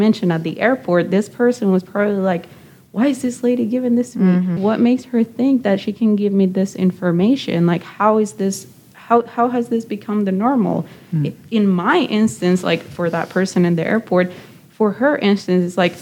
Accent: Nicaragua; now in United States; I'm originally from Nicaragua

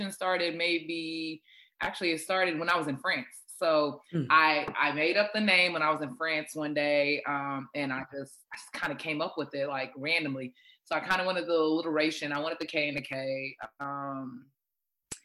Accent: Zimbabwe; first language Shona; English is a second language; moved away; I'm originally Zimbabwean. So I'm Zimbabwean by birth, born there and everything.

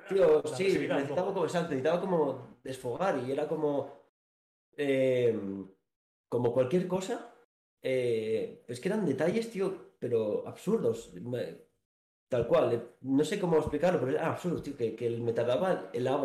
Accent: Asturias, Spain; moved away as an adult; now in Valladolid, Spain; soy nací en Asturias, cosas de la vida. Me trajeron aquí a Valladolid en el 2020

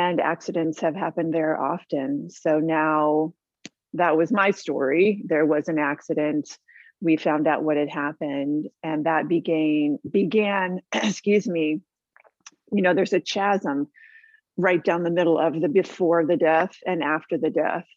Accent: San Diego, California, United States; also born or lived in Boston / Hawaii / Canada / Australia; I was raised here in San Diego

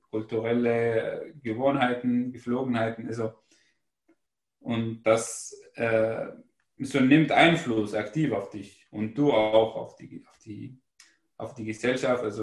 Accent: Syria; first language Arabic; German is a second language; now in Germany; wir sind in Syrien geboren und wir sind aus Syrien und wir haben Arabisch gelernt, wir sind dort sozialisiert und das hat uns eingeprägt.

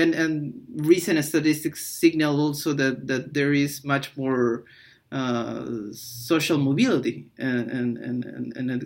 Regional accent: Peru; I'm from Peru

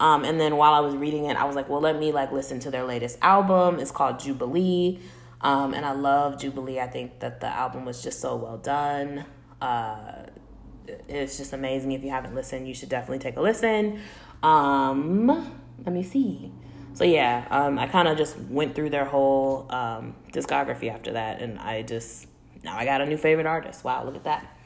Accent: Chicago, Illinois, United States; growing up in Chicago

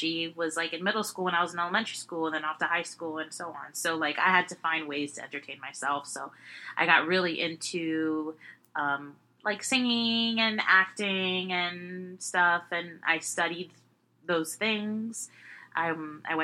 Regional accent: Miami, Florida, United States; I was born in Miami

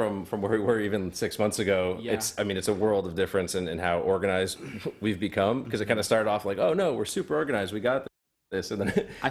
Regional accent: Seattle, Washington, United States; now in New York City, United States; Originally from Seattle, Washington area. Moved to New York City a few years back.

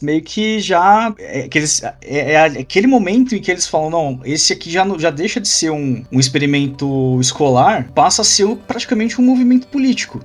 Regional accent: Brazil; Aqui agora como, como brasileiro

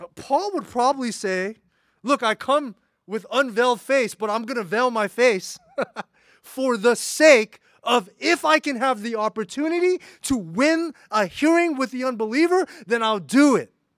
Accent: United States; an American

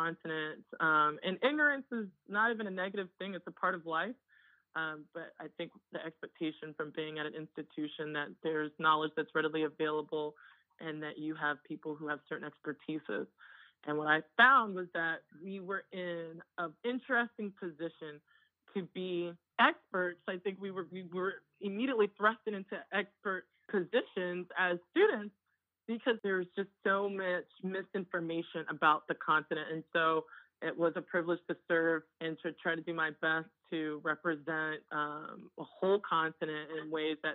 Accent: United States; growing up in the United States of two Nigerian immigrant parents

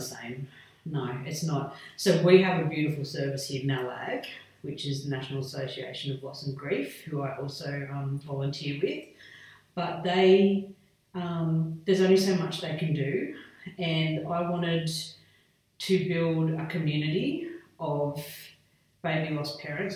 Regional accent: Hillston, New South Wales, Australia; moved away as an adult; also born or lived in Wagga Wagga / Port Augusta; now in Dubbo, Australia; I was brought up in Hillston, so Western New South Wales, very remote

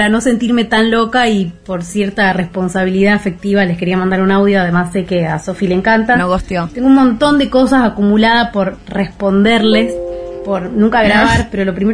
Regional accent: Casilda, Santa Fe, Argentina; de Casilda, la ciudad en la que todos los sueños mueren.

